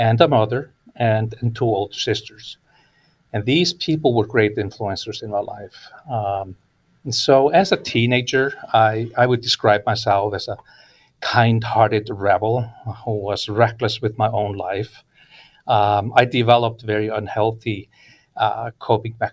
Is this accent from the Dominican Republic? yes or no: no; Iceland; English is a second language; moved away as an adult; now in California, United States; I was born and raised in Iceland